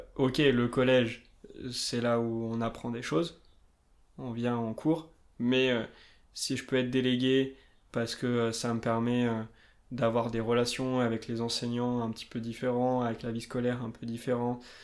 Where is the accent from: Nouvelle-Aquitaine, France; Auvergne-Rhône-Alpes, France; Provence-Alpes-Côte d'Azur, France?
Nouvelle-Aquitaine, France; Limousin; now in Annecy, France; Je viens du Limousin, perdu un petit peu au milieu de la France, dans la diagonale du vide. Maintenant j'habite Annecy